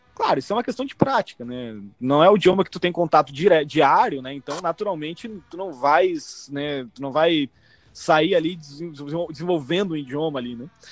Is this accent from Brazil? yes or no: yes; Brazil; first language Portuguese; now in Canada; nasci no Brasil, lógico, sou brasileiro, minha única nacionalidade